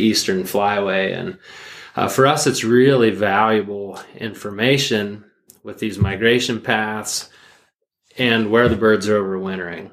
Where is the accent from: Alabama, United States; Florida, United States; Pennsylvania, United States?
Pennsylvania, United States; growing up in Pennsylvania